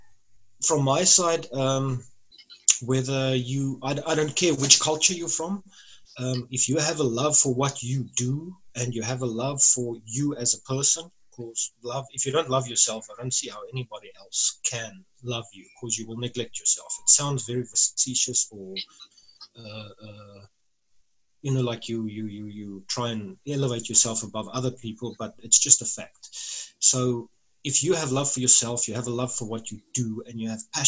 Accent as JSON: {"language": "English", "country": "South Africa", "said": "as a South African"}